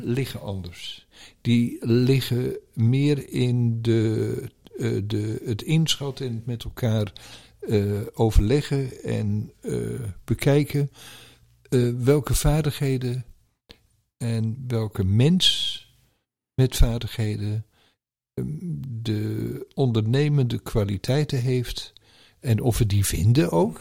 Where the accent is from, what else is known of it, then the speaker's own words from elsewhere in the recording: Netherlands; als Nederlanders